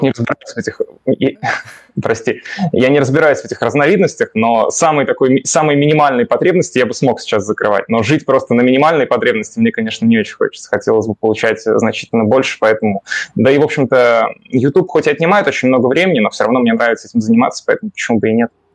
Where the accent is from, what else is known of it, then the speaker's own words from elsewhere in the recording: Moscow, Russia; я родился в Москве